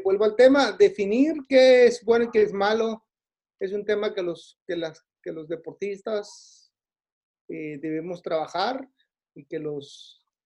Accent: Tijuana, Baja California, Mexico; yo soy de Tijuana

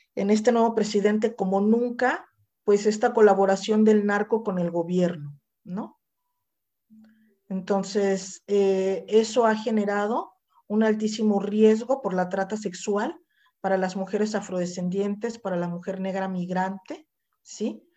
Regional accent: Mexico; yo soy mexicana, tengo 54 años

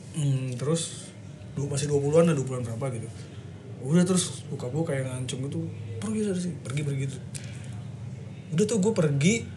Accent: Bekasi, West Java, Indonesia; also born or lived in Cianjur; numpang lahir doang kayaknya. Karena nyokap kan orang Cianjur. Terus tinggalnya di Bekasi sih udah lah. Sampai sekarang sih 20 tahun lebih

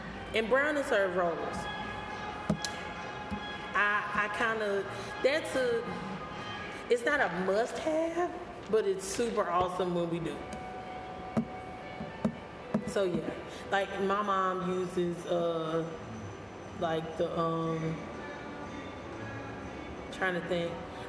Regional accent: the South, United States; I also am from the South.

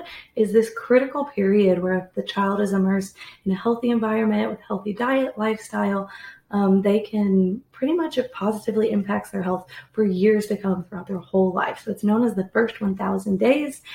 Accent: the Midwest of the United States, United States; also born or lived in Australia; I am from the Midwest of the United States.

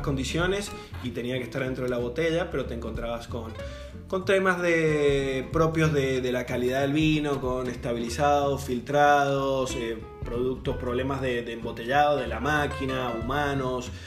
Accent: Mendoza, Argentina; moved away as an adult; also born or lived in Australia; now in Baja California, Mexico; yo soy originario de Mendoza, Argentina

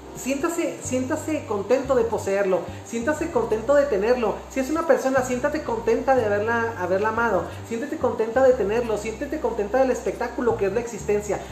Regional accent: Mexico; como mexicanos

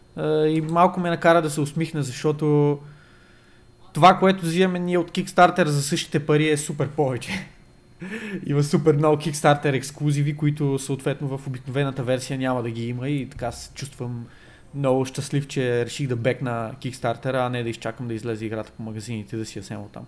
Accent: Bulgaria; ние сме от България

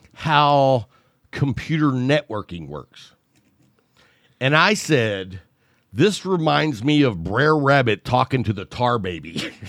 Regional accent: the South, United States; I grew up in the South

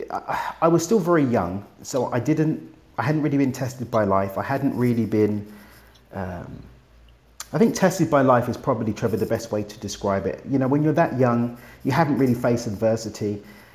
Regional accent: London, United Kingdom; now in Mexico; I'm from East London in the UK, but I now get to live in Mexico

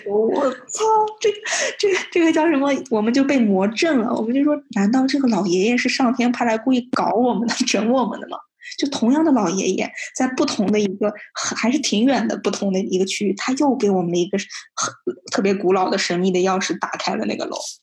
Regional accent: the Northwest, northwestern China, China; moved away as an adult; also born or lived in Hangzhou, Zhejiang; 我是从小在大西北长大，然后之后我去了浙江上学、杭州上学

